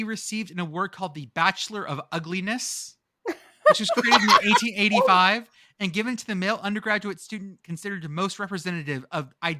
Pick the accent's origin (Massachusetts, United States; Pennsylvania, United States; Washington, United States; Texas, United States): Texas, United States; near Weslaco; I was born near Weslaco, Texas in 1984.